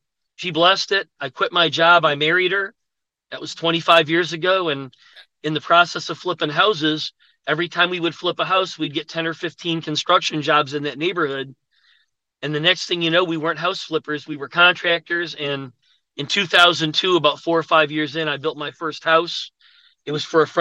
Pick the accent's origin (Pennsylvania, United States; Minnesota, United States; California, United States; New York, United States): New York, United States; Buffalo; moved away as an adult; now in Atlanta, United States; I'm from Buffalo, New York. I went to college there